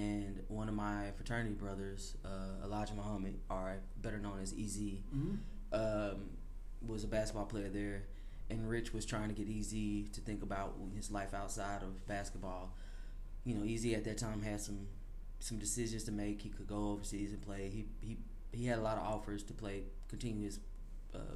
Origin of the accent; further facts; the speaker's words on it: Chattanooga, Tennessee, United States; born and raised in Chattanooga